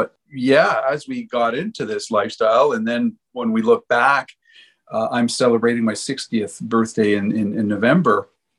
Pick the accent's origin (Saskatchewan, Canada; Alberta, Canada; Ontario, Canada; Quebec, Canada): Ontario, Canada; Ottawa; moved away as an adult; now in Naramata, Canada; I was born and raised in Ottawa, Ontario, and lived in the same residence my whole life.